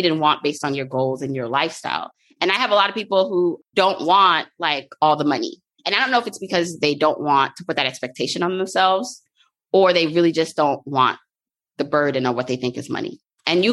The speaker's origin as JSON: {"language": "English", "town": "New York City", "region": "New York", "country": "United States", "tie": "born or raised there", "said": "I grew up in multiple areas, I like to say, like Brownsville, and most recently, like Fort Greene"}